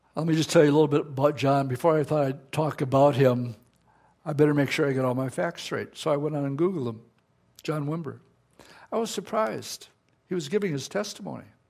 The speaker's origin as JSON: {"language": "English", "town": "Appleton", "region": "Wisconsin", "country": "United States", "tie": "born or raised there", "said": "my own hometown of Appleton, Wisconsin."}